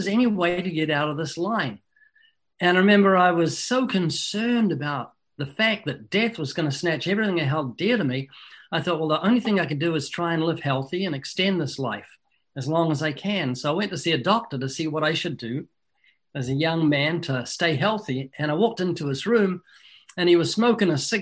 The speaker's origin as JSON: {"language": "English", "country": "New Zealand", "tie": "born or raised there", "moved": "as an adult", "lives_now": "United States", "said": "I was born twice in New Zealand"}